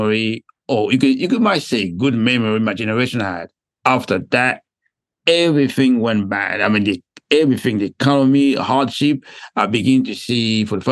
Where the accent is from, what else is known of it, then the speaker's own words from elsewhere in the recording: DR Congo; I was born in the Congo